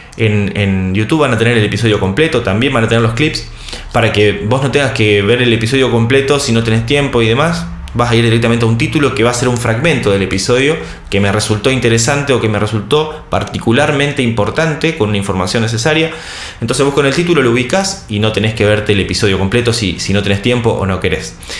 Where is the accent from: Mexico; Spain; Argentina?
Argentina; Soy argentino, tengo 34 años.